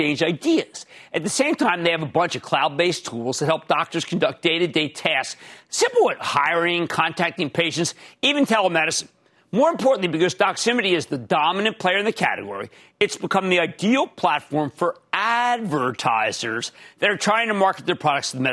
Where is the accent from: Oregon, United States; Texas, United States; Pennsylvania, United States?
Pennsylvania, United States; moved away; also born or lived in New Jersey; In my home state of Pennsylvania